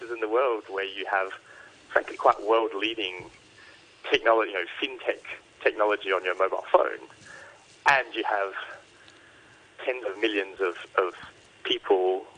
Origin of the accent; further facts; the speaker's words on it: Australia; as an Australian